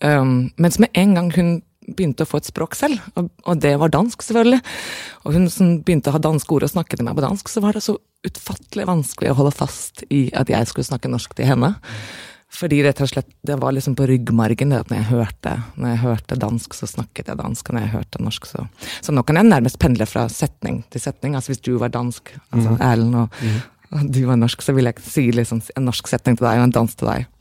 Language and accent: Norwegian; Norway; moved away; also born or lived in Aarhus, Denmark; jeg var norsk